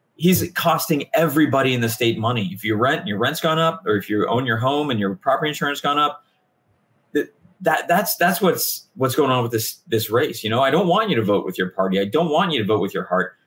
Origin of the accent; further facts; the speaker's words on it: Hillsborough, Florida, United States; I'm from Hillsboro